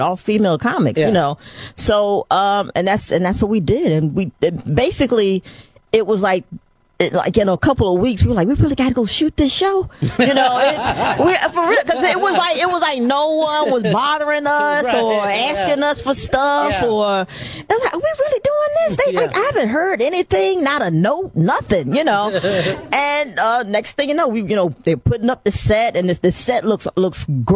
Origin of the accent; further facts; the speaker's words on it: D.C. area, Maryland, United States; I grew up in the Maryland, D.C. area